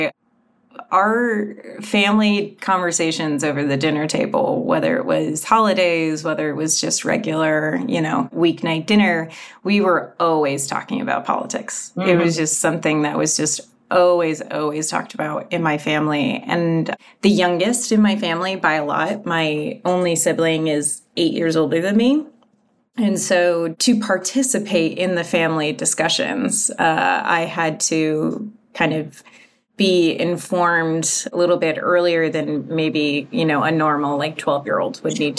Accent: Connecticut, United States; moved away; I grew up in a very rural part of Connecticut

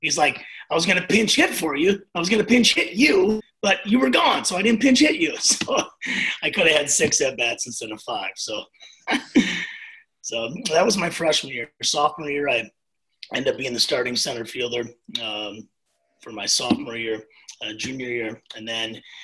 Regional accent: Jefferson, Wisconsin, United States; also born or lived in Burlington, Wisconsin; I grew up in Jefferson, Wisconsin

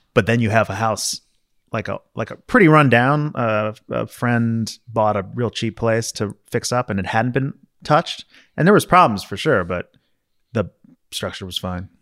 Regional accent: Maryland, United States; growing up in Maryland

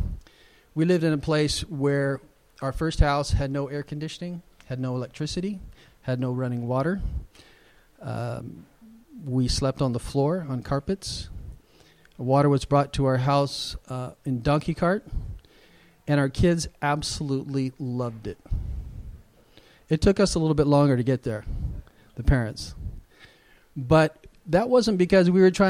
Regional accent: United States; as a Westerner, as an American

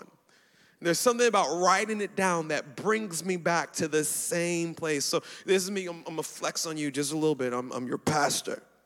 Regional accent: Baltimore, Maryland, United States; I was born in Baltimore, uh, so I'm American

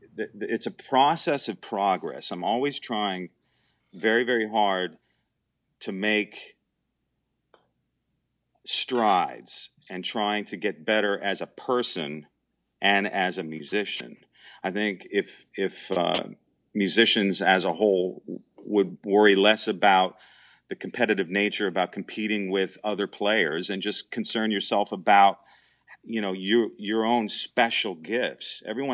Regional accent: Wilkes-Barre, Pennsylvania, United States; She's from the Allentown area, and I'm from Wilkes-Barre.

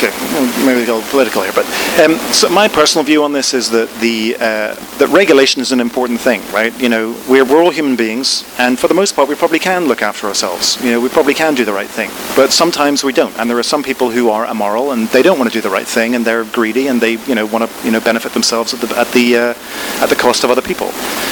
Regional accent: Ireland; So I was brought up in Ireland in the Protestant tradition, pretty much.

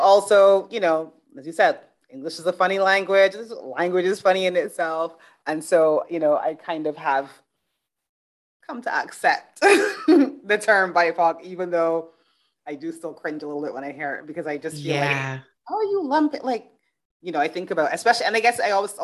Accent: Barbados; moved away; also born or lived in United Kingdom; I grew up in Barbados. I've lived in the UK.

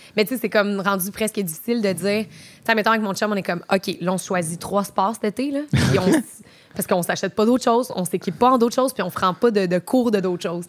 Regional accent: Trois-Rivières, Quebec, Canada; also born or lived in Montreal; now in Quebec City, Canada; je viens de Trois-Rivières originellement. Puis euh, j'ai déménagé euh, à Montréal. J'ai habité là pendant un bon petit bout

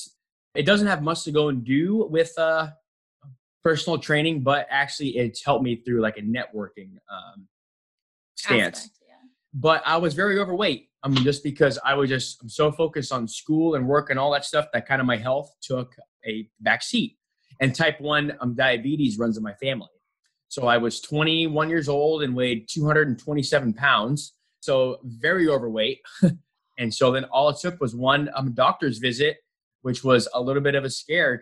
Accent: Anchorage, Alaska, United States; also born or lived in Queens, New York; we moved up to Anchorage, Alaska in 96 when I was only 5 years old

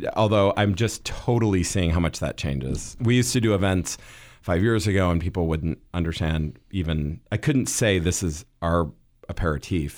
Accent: Midwest, United States; I grew up in the Midwest

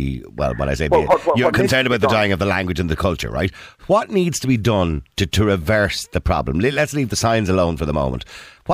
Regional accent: Ireland; also born or lived in Dublin; we are an English-speaking country. Although Irish is our native language, we are an English-speaking country.

